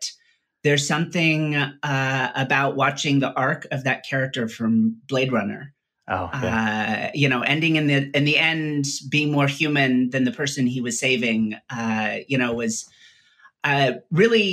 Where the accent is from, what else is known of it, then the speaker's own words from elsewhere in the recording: Salinas, California, United States; also born or lived in La Jolla, San Diego / Palo Alto / Santa Cruz / Pittsburgh; I grew up in Salinas, California, Monterey